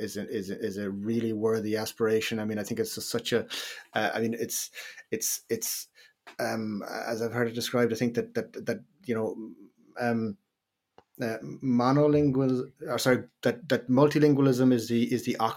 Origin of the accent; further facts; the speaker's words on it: Ireland; as Irish people